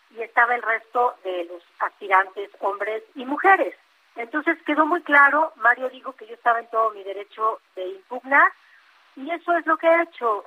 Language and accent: Spanish; Oaxaca, Mexico; Yo soy un amante de mi tierra y voy a seguir trabajando por Oaxaca